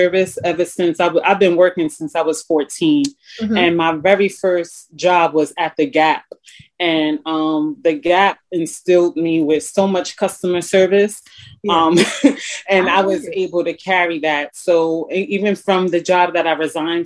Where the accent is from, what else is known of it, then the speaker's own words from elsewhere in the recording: New York, United States; accent: New York; moved away as an adult; also born or lived in Puerto Rico (ancestry); now in Wilmington, United States; I introduce myself as the New Yorican